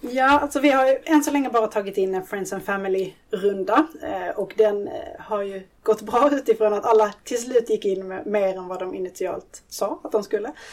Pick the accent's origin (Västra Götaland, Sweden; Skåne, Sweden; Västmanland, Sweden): Skåne, Sweden; now in Stockholm, Sweden; född och uppvuxen i Skåne men bor numera i Stockholm